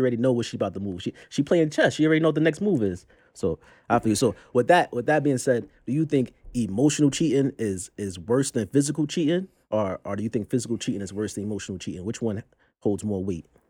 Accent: New York City, New York, United States; I'm from Brooklyn, Brooklyn's very own.

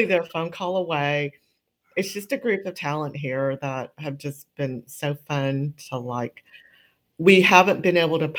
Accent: United States; I was born in the States, but my parents came from the old country. My mother from Taiwan, my father from China

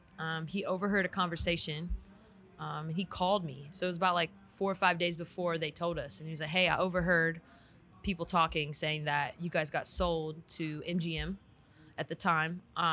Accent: California, United States; also born or lived in San Antonio, Texas; now in Las Vegas, United States; I'm from Cali

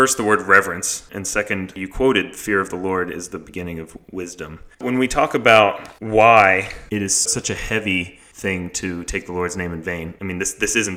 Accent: the South, Southern United States, United States; I am Southern boy. I grew up in Bless Your Heart

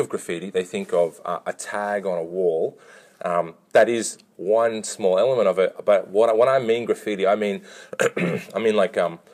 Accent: Katoomba, New South Wales, Australia; also born or lived in Lidcombe, Sydney / North Richmond / Melbourne; I was born in Lidcombe, Sydney, and I moved to Katoomba when I was 2 weeks old, and I was raised in the Pentecostal Church, so an AOG congregation in Katoomba

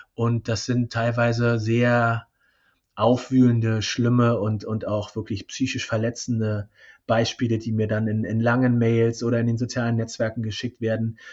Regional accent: East Germany, Germany; Ich bin ja gebürtige Ossi.

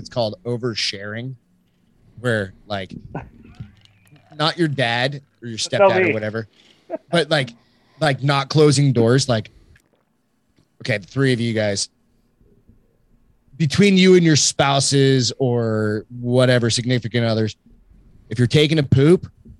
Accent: New Hampshire, United States; and trust me, I come from New Hampshire, bro.

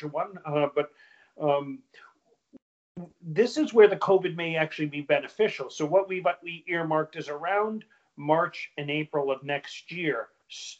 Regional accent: Capital District, New York, United States; also born or lived in Plattsburgh, New York / Long Island, New York; now in Hudson Valley, United States; I'm from the Capital District, or I went to college in Plattsburgh, which was in the northernmost part of the state

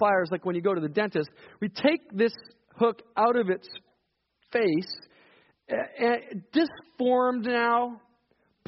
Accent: Saskatchewan, Canada; moved away; I come from Saskatchewan

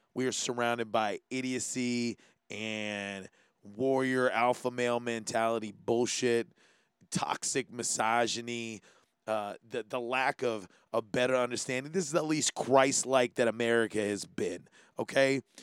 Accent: Hawaii, United States; being Hawaiian

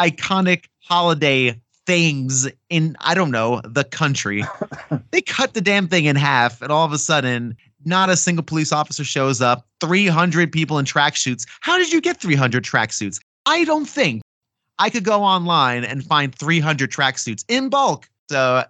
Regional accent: Northern New Jersey, United States; now in New York, United States; I spend a good amount of time in New York living there. I'm from the Northeast, Northern New Jersey

